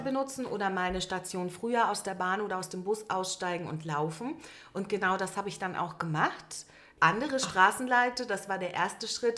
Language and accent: German; Berlin, Germany; Ich bin gebürtige Berlinerin